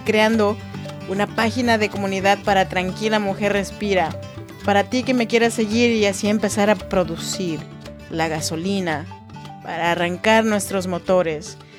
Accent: Oaxaca, Mexico; now in Sacramento, United States; soy oaxaqueña de corazón

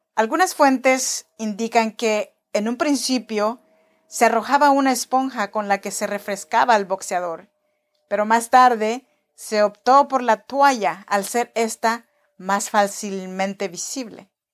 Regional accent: Oaxaca, Mexico; now in Sacramento, United States; Yo soy nacida en Oaxaca, México, en la región chinanteca

